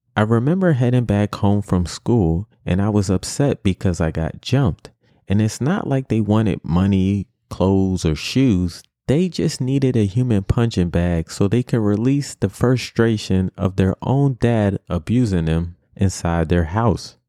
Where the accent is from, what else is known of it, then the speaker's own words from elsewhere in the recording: New York City, New York, United States; growing up in New York City